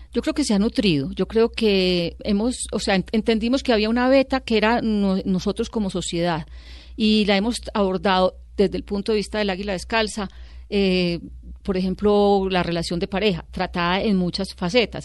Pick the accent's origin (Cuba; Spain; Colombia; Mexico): Colombia; Medellín, Antioquia; born or raised there; also born or lived in Sonsón